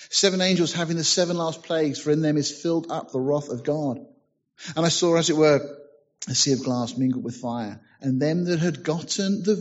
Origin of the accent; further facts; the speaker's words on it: United Kingdom; Well, being British, you know, said nothing.